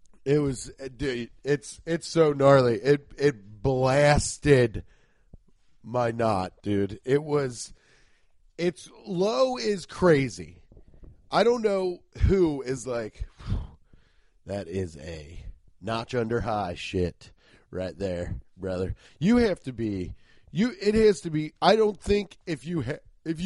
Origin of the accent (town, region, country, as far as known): Cincinnati, Ohio, United States; born or raised there